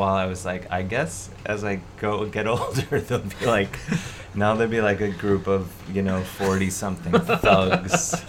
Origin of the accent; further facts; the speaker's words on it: Cleveland, Ohio, United States; now in New York City, United States; Growing up in Cleveland